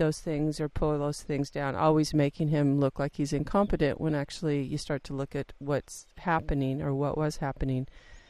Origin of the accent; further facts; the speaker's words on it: United States; accent: American; I'm an American, I think everybody knew that from my accent